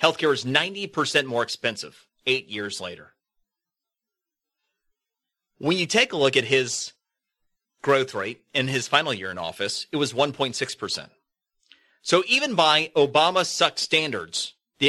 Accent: Florida, United States; In Florida, one of the debates that's been going on, my home state

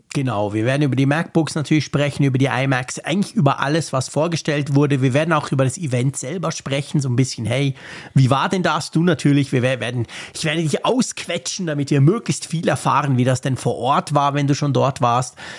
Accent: Switzerland; bei uns in der Schweiz

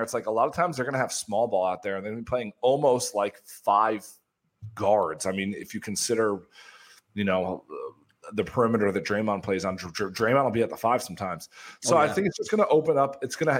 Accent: Chicago, Illinois, United States; now in New York area, United States; I'm from Chicago.

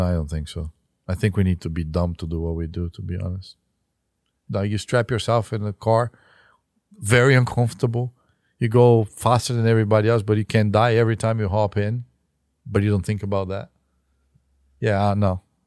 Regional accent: Brazil; now in United States; As a Brazilian

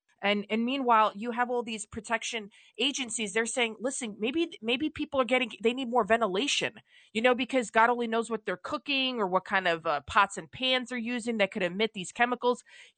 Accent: New York City, New York, United States; I grew up in the Bronx, and then we moved to a two family, which is kind of like a small building.

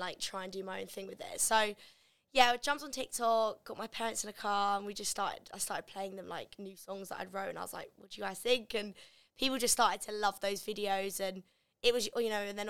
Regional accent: Canterbury, South East England, United Kingdom; also born or lived in Gravesend, Kent; I'm originally from Gravesend in Kent, and then I moved up to Canterbury when I was about six, so I was like pretty much raised in Canterbury and Kent

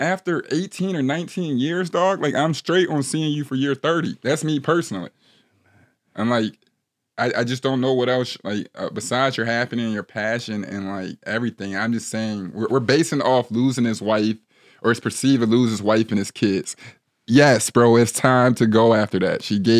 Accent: Ohio, United States; So originally, I'm from the Midwest. I heard you're a Midwest guy as well. You're from I'm a Buckeye boy, so we call the state of Michigan the state up north.

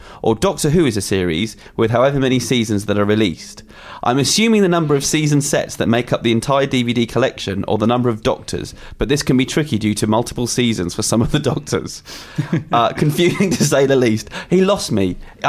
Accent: Canada; In North America, at least to me, being Canadian...

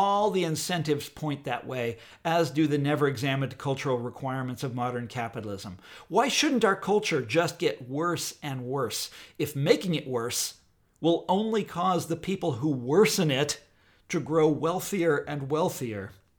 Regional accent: Midwest, United States; We're all from the Midwest. It's the easiest thing to see in the world. Where Whitney and I live, Kansas and Missouri

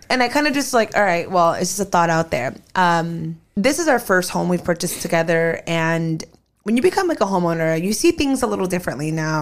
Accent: California, United States; also born or lived in Arizona; we both have always lived in California

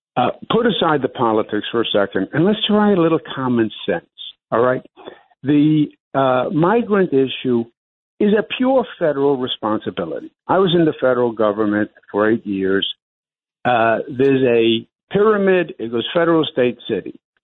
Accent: New York City, New York, United States; as a New Yorker

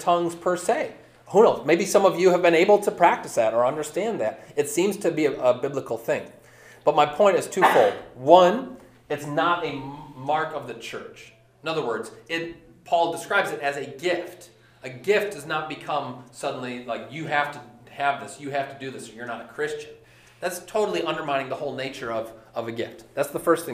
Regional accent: Lake Orion, Michigan, United States; when I was growing up in Lake Orion

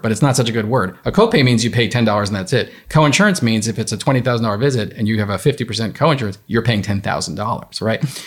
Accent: New York, United States; I'm from New York.

